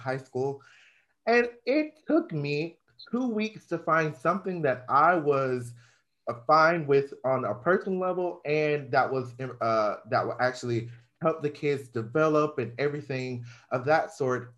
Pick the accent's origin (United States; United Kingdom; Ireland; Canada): United States; Georgia; now in Florida, United States; I'm from Georgia